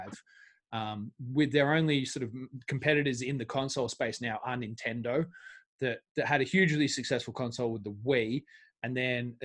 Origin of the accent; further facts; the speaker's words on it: Australia; I'm Australian